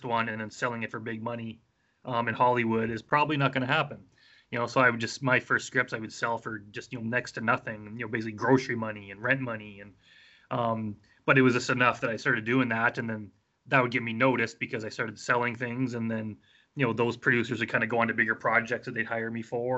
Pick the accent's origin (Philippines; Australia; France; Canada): Canada; Wetaskiwin, Alberta; now in Edmonton, Canada; I grew up in Wetaskiwin, which is a small town. Edmonton's a pretty big city, but yeah, that's where I'm based now